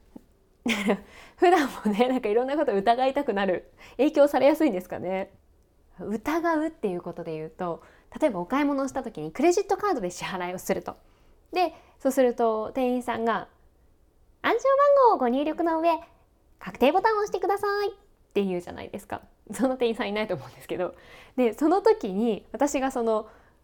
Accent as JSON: {"language": "Japanese", "region": "Kanagawa", "country": "Japan", "tie": "born or raised there", "said": "私も神奈川県出身なので"}